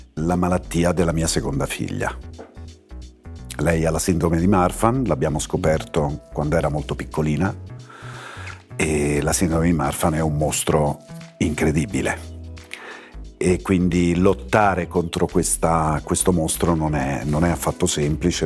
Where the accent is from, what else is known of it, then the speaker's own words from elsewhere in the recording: Rome, Lazio, Italy; Io sono di Ostia e la, la pista B25 eh, di Fiumicino decolla proprio sul mare. E da bambini vedevamo questi giganti